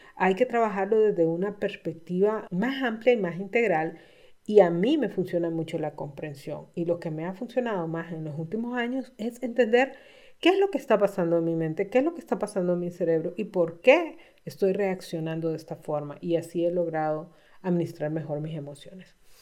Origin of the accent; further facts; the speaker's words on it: Honduras; estaba comenzando mi práctica profesional como coach en Honduras. En mi país